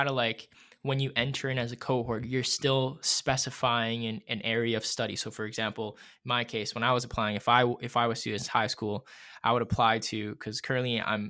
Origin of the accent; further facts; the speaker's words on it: Maple Ridge, British Columbia, Canada; now in Ontario, Canada; I'm actually from BC originally. So I grew up in Maple Ridge, British Columbia. That's where I went to high school. So even just moving from, you know, BC to Ontario, there was a huge, huge kind of, you know, culture shock